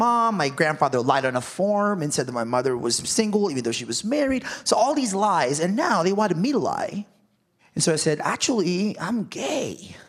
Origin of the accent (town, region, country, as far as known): Philippines